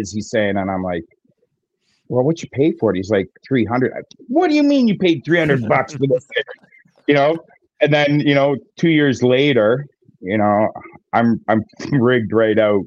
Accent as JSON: {"language": "English", "region": "Southern Ontario", "country": "Canada", "said": "I'm from Southern Ontario, which just crossed the border from Niagara Falls"}